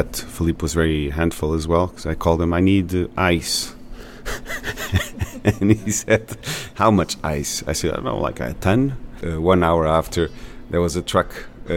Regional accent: São Miguel, Azores, Portugal; moved away as an adult; now in Pico, Portugal; I'm from San Miguel

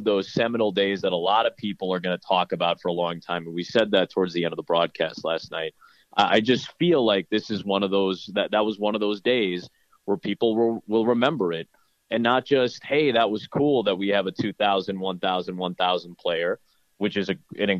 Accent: Chicago, Illinois, United States; I grew up in Chicago

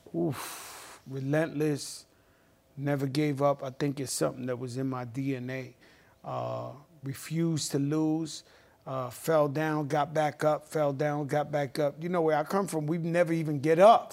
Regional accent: New York City, New York, United States; When I grew up in the Bronx in the seventies

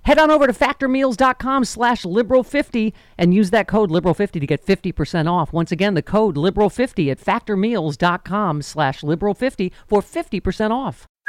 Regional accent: Buffalo, New York, United States; also born or lived in Maryland; I grew up in Buffalo

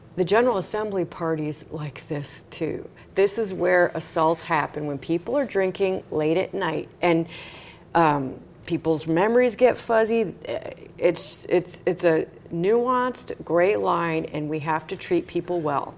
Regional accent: Long Beach, Indiana, United States; had a home in Long Beach, Indiana, my hometown.

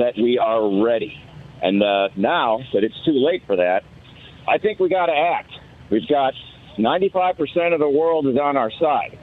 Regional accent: Chicago, Illinois, United States; now in Edmonds, United States; Growing up in Chicago and living out in the Seattle area now

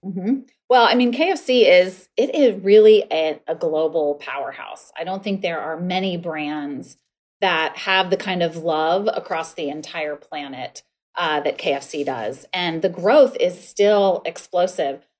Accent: north central Ohio, United States; moved away; I grew up in a tiny town in north central Ohio of about five thousand about five thousand people

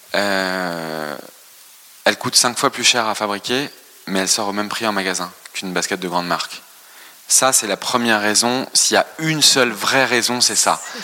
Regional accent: France; born or raised there

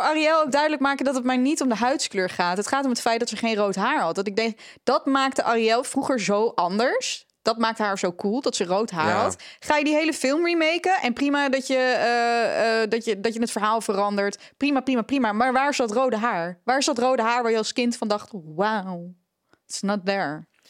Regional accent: Netherlands; We zijn als Nederlanders

